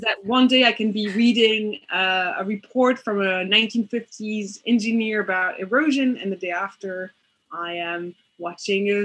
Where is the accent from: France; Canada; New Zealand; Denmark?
France; Paris, Île-de-France; English is a second language; I am from Paris